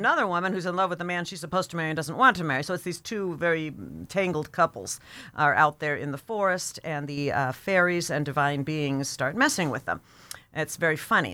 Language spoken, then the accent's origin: English; United States; being an American